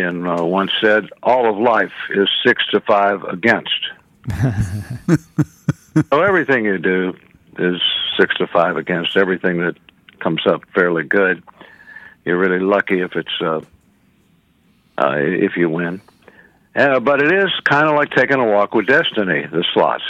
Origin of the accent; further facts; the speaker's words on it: Houston, Texas, United States; also born or lived in Chicago, Illinois / Austin, Texas; I grew up in Houston and then moved to Austin like around high school time